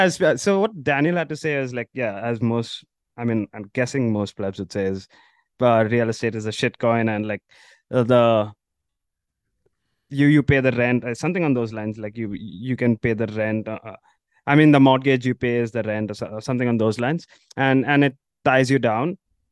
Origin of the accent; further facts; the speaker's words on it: India; Yeah, sort of, I guess, like in terms of population, I think we are similar there.